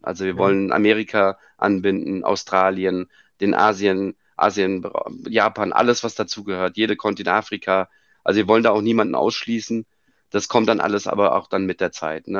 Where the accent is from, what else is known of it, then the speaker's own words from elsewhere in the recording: Frankfurt, Hesse, Germany; aber geboren bin ich in Frankfurt und da hängt auch mein Herz